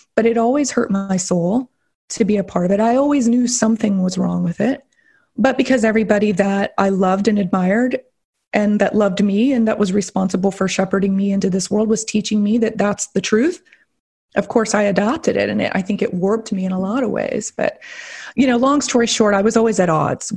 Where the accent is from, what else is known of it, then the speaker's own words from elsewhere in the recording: the South, United States; I was raised here in the South. I live in Florida